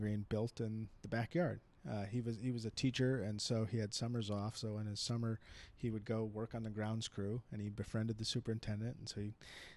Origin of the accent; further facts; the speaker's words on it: Madison, Wisconsin, United States; moved away as an adult; now in California, United States; born and raised in Madison, Wisconsin.